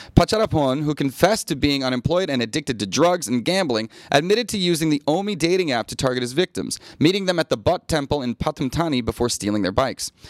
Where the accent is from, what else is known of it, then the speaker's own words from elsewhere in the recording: United States; now in Thailand; as an American